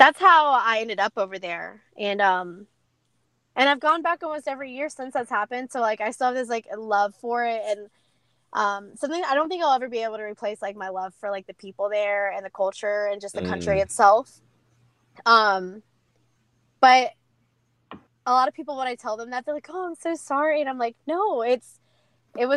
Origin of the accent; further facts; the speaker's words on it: Atlanta, Georgia, United States; also born or lived in Ireland; my first time ever performing in front of my hometown